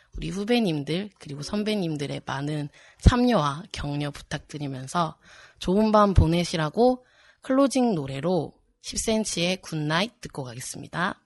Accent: Gimhae, South Gyeongsang, South Korea; also born or lived in Eunpyeong-gu, Seoul; 나의 살던 고향은 김해. 하지만 지금은 서울 은평구에

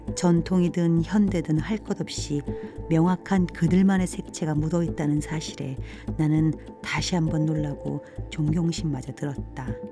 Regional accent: South Korea; 나는 한국 사람이며 한국에 살고 있는데

